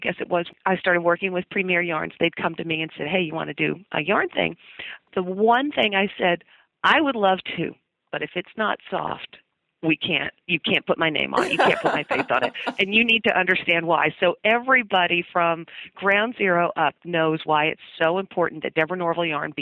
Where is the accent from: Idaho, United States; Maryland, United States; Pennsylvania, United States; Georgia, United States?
Georgia, United States; Dalton; I'm from a little town called Dalton, Georgia. It's about 90 miles northwest of Atlanta. And while you may have never heard of Dalton, I'm pretty sure you've heard of wall-to-wall carpeting. It was invented in my hometown